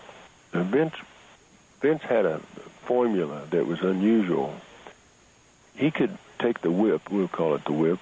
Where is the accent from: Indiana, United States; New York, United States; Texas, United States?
Texas, United States; Stinnett; some of my high school buddies where I grew up in Stinnett, Texas